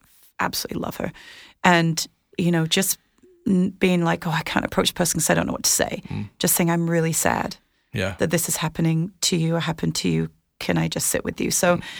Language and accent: English; United Kingdom; Well, and mine too, because I'm British.